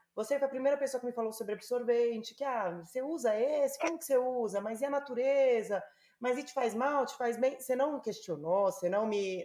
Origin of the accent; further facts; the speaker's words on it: São Paulo, Brazil; moved away; eu sou paulistana